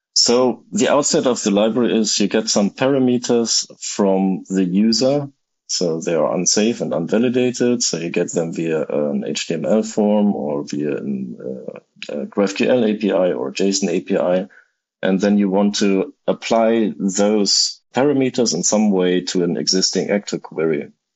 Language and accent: English; Germany; now in Tokyo, Japan; I'm originally from Germany, but at the moment I live in Tokyo